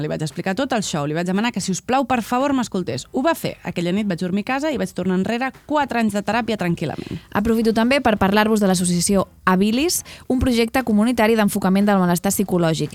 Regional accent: Barcelona, Catalonia, Spain; Jo sóc d'Horta.

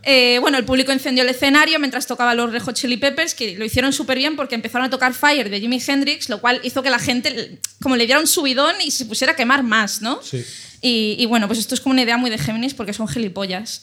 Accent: Ibiza, Balearic Islands, Spain; moved away; el hospital donde yo nací

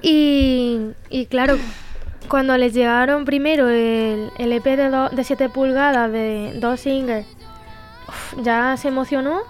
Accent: Pozoblanco, Andalusia, Spain; accent: Andalusian; moved away as an adult; also born or lived in Barcelona; soy de Pozo Blanco

